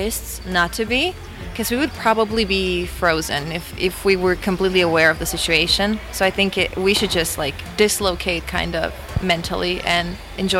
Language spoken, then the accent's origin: English; Croatia; us Croatians